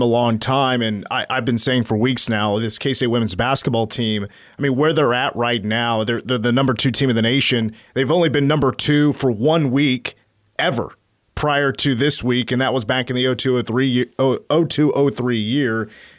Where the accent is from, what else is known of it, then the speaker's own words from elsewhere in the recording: Clay Center, Kansas, United States; I was a kid from Clay Center, Kansas that was 10, 11, 12 years old